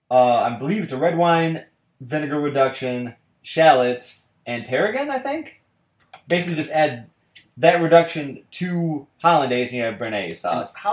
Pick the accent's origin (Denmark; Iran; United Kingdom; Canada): United Kingdom; Malt vinegar is my favorite vinegar overall because I'm British.